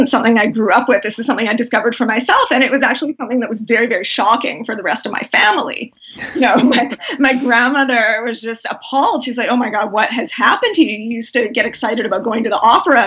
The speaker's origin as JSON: {"language": "English", "country": "Canada", "said": "I'm Canadian"}